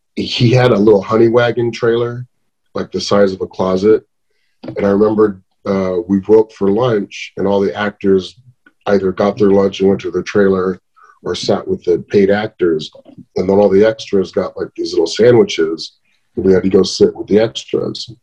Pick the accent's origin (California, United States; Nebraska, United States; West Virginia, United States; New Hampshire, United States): California, United States; Riverside; also born or lived in Helwan, Egypt; I grew up in Riverside, had a pretty normal childhood